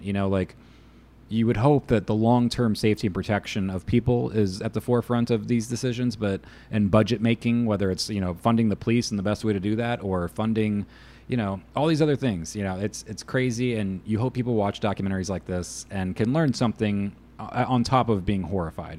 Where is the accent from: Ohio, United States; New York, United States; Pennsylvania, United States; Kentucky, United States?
Ohio, United States; I'm from Ohio